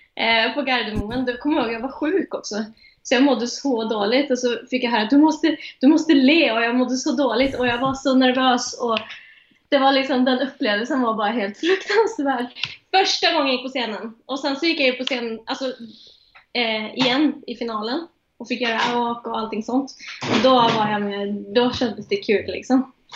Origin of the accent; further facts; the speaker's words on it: Strömstad, Västra Götaland, Sweden; moved away as an adult; now in Oslo, Norway; jag är från Strömstad